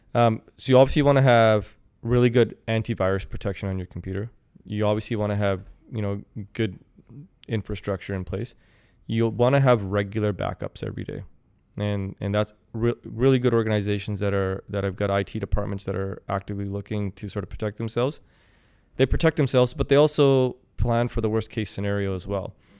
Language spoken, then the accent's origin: English; Kelowna, British Columbia, Canada; also born or lived in Saskatoon, Saskatchewan; I'm born and raised in Kelowna